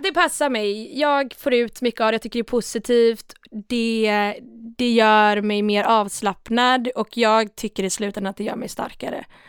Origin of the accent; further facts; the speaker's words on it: Sweden; Jag är från Sverige